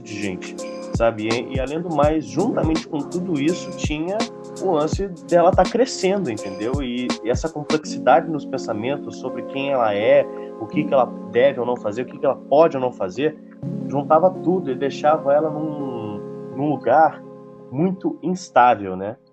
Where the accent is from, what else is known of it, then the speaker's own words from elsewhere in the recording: Rio de Janeiro, Brazil; moved away; eu sou carioca, eu nasci no Rio de Janeiro, vivi no Rio de Janeiro